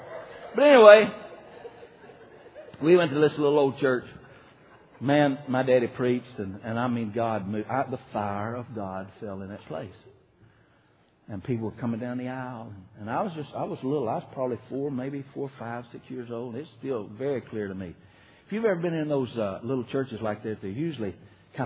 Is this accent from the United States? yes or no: yes; Decatur, United States; also born or lived in Coldwater; I was born in Decatur and got saved down in Coldwater and all around that area right there